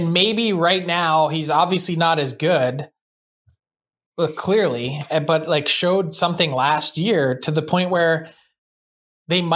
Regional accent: Philadelphia, Pennsylvania, United States; I'm from Philly

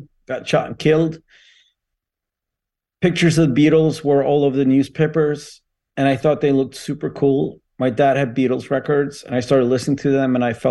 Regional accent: near Umeå, Västerbotten County, Sweden; I was born in Sweden, the very north of Sweden. It's a small town called Venice, outside of Umeå

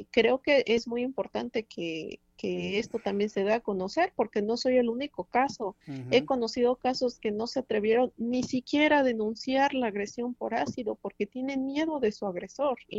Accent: Oaxaca, Mexico; como víctima, como ciudadana, como oaxaqueña, que soy eh, muy afortunada en el sentido de, la cultura, ser de aquí

